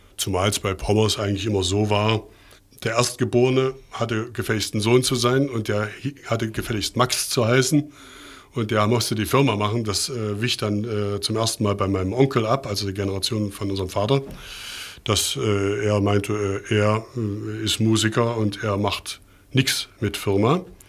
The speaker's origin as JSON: {"language": "German", "town": "Leipzig", "region": "Saxony", "country": "Germany", "tie": "born or raised there", "also_born_or_lived": "Mainz", "said": "in Leipzig im Tomanerchor groß geworden"}